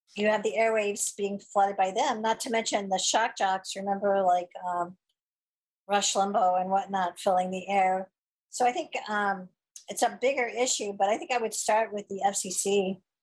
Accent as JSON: {"language": "English", "region": "Missouri", "country": "United States", "tie": "born or raised there", "said": "myself growing up in Missouri in the Midwest"}